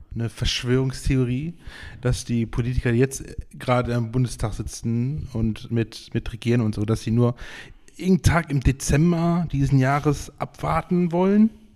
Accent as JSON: {"language": "German", "town": "Geldern", "region": "North Rhine-Westphalia", "country": "Germany", "said": "bei uns in Geldern"}